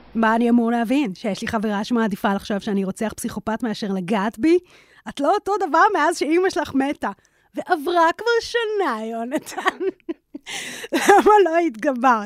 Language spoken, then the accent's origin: Hebrew; Israel; התקופה בה אני התבגרתי בישראל